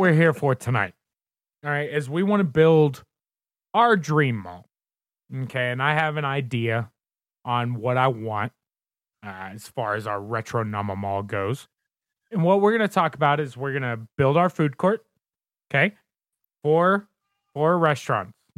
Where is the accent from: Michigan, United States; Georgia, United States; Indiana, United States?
Indiana, United States; Southern; now in Colorado, United States; I am originally from Southern Indiana. Uh, pretty much right across, well, I can't say pretty much. I was directly across the river from Louisville, Kentucky, and grew up right on the Ohio River.